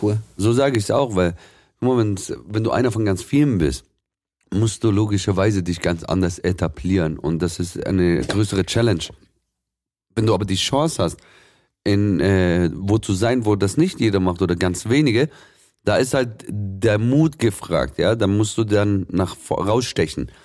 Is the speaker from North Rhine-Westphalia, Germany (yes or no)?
no; Swabia, Baden-Württemberg, Germany; ich bin schon gebürtiger Schwabe, meine, ursprünglich aus dem Libanon